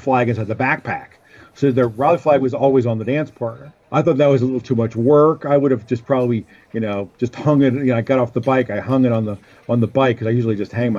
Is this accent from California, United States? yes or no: no; Pennsylvania, United States; I grew up in Pennsylvania